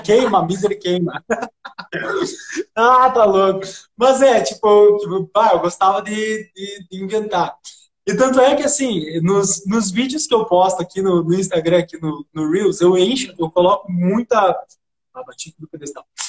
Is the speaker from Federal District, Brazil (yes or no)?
no; Santa Rosa, Rio Grande do Sul, Brazil; moved away; lá na minha cidade, Santa Rosa